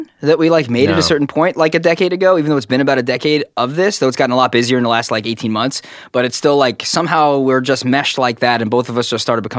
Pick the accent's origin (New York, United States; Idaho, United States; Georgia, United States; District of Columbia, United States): New York, United States; Brooklyn; I was born in the Brooklyn Hospital in a very black neighborhood.